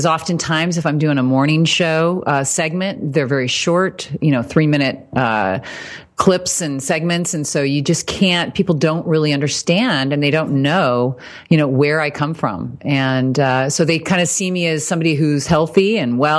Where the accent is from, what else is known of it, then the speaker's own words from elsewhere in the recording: Fort Wayne, Indiana, United States; moved away; I was raised in Indiana, Fort Wayne. So Midwest